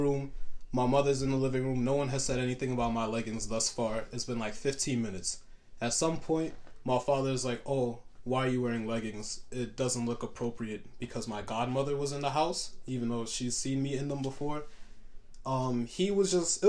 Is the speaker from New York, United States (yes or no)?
yes; New York City, New York, United States; also born or lived in Harlem; I grew up in Canarsie, so in Brooklyn.